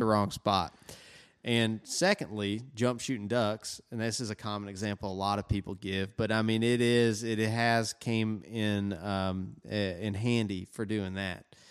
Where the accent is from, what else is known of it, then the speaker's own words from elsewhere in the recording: Tennessee, United States; we're from Tennessee